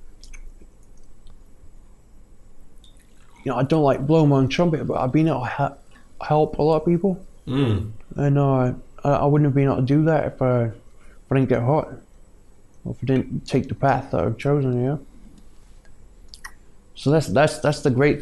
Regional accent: North Shields, North East England, United Kingdom; moved away as an adult; now in California, United States; I grew up in Newcastle, North Shields

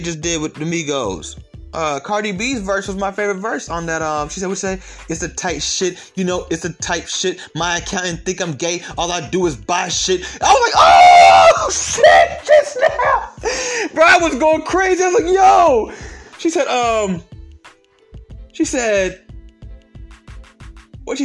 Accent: Atlanta, Georgia, United States; I'm from Atlanta.

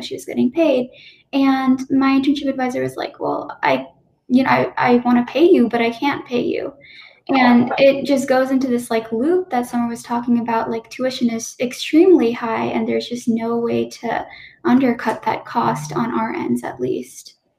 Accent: United States; we've we've been raised here, we've learned here

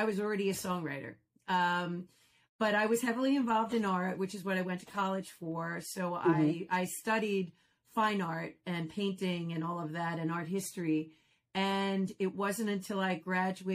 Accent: Commack, New York, United States; I grew up in Comac. I'm a Comac girl, Comac North

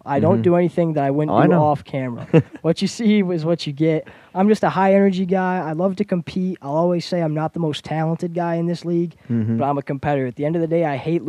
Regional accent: New York, United States; I'm from New York, for some of you guys who don't know, and he played for the New York Mets, so I loved watching Jose Reyes.

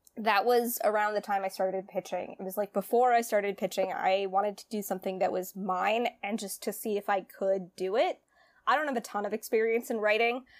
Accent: California, United States; moved away as an adult; also born or lived in Greenwich, Connecticut; I'm from California

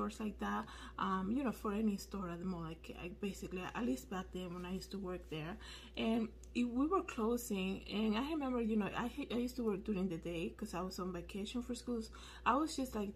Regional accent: Danbury, Connecticut, United States; I worked at Lane Bryant here in my hometown in Danbury, Connecticut

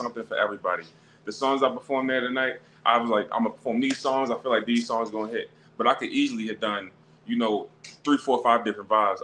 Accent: Baltimore, Maryland, United States; I was born and raised in East Baltimore

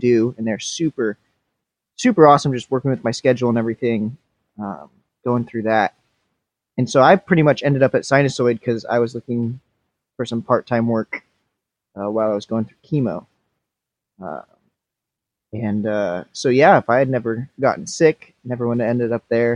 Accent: Washington, United States; I born and raised in Washington

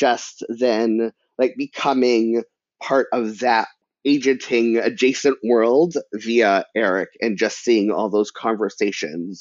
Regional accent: British Columbia, Canada; I'm Canadian. And in the education system in British Columbia, creative writing is mandatory from like grade 4 to grade 12

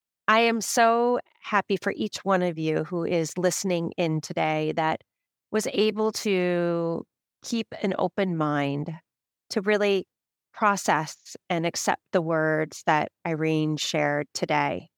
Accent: Michigan, United States; now in New York, United States; I grew up in Michigan

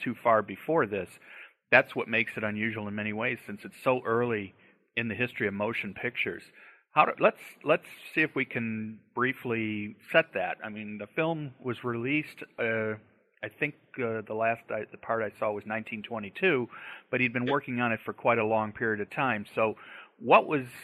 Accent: Cleveland, Ohio, United States; also born or lived in Alabama; now in Kentucky, United States; I'm actually from Cleveland, Ohio.

